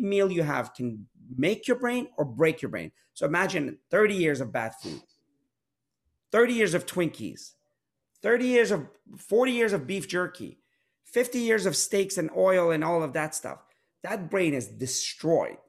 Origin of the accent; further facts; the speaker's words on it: Pittsburgh, Pennsylvania, United States; I grew up in Pittsburgh